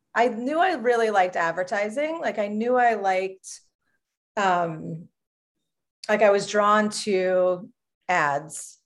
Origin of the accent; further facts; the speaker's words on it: Long Island, New York, United States; I grew up on Long Island, New York